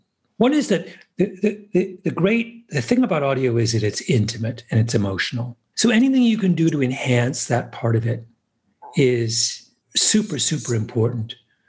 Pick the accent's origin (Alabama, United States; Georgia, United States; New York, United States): New York, United States; And as a New Yorker, I always feel there's a special bond between …